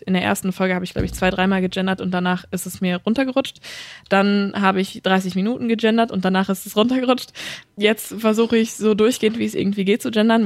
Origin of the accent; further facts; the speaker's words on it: Ruhrpott, North Rhine-Westphalia, Germany; accent: Ruhrpott dialect (Potteln); first language German; mit meinem Potteln gehe ich äh, absolut ähm, stiefmütterlich um, das lasse ich komplett zu Hause